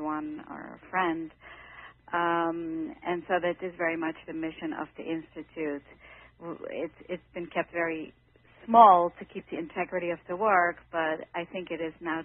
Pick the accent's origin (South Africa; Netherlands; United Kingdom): Netherlands; moved away as an adult; now in New York City, United States; I came from the Netherlands when I was 18 years old